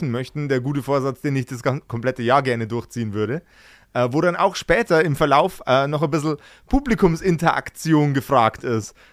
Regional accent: Bavaria, Germany; bin Bayer. Ich tue mich mit E's

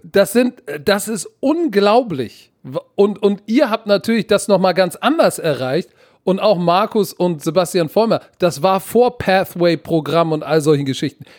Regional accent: Hamburg, Germany; moved away; also born or lived in United States; Pauli Altona, Digga, da komme ich her. Aber ich war tatsächlich auf der besten Schule in Hamburg

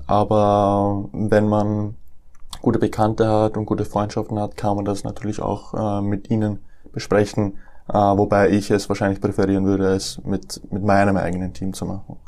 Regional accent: Matzen, Lower Austria, Austria; also born or lived in Nuremberg, Germany / Deutsch-Wagram, Austria; Ich bin in Nürnberg geboren 1999. Ähm, bin dann mit dem äh, mit meinem vierten Lebensjahr nach Österreich gezogen. Zuerst nach Deutsch-Wagram und dann 2006 bin ich nach Matzen gezogen

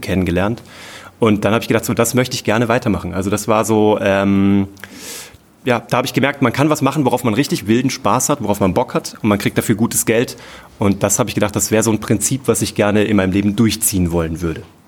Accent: Kassel, Hesse, Germany; von der Stadt Kassel, wo ich herkomme

